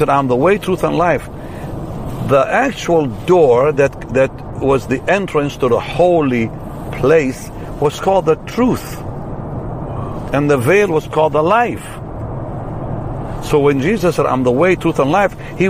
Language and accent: English; Israel; I'm from Israel.